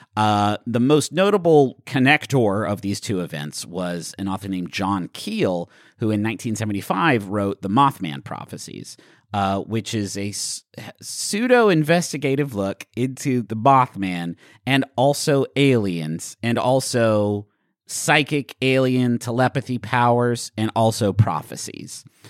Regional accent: West Virginia, United States; everyone I grew up with in West Virginia

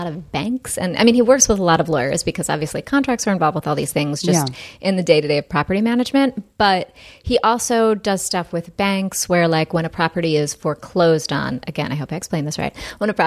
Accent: New Jersey, United States; now in Los Angeles, United States; I grew up in New Jersey. My parents are still there.

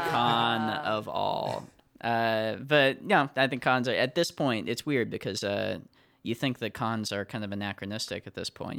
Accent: United States; I'm American

